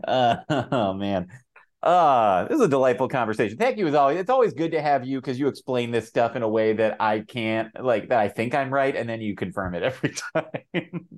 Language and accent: English; New York City, New York, United States; being a New Yorker and being from New York City